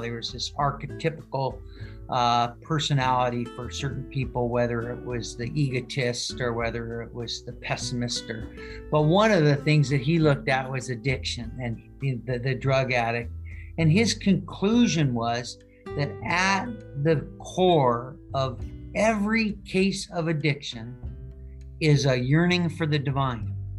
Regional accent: Seattle, Washington, United States; I grew up here in Seattle

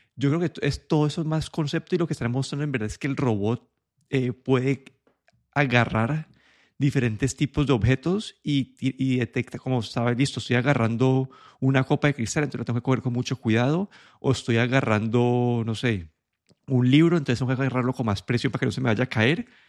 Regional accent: Colombia; moved away; yo cuando creciendo en Colombia

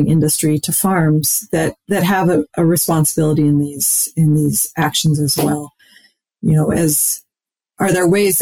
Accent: Saskatchewan, Canada; moved away as an adult; now in Minnesota, United States; I was born and raised in Saskatchewan

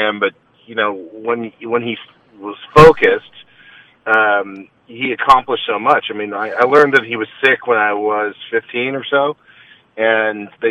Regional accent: Los Angeles, California, United States; I grew up in Los Angeles

